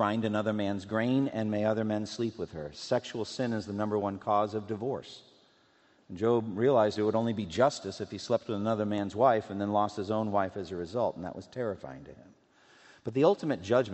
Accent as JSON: {"language": "English", "region": "Massachusetts", "country": "United States", "also_born_or_lived": "Louisville, Kentucky", "moved": "yes", "said": "I'm from Massachusetts"}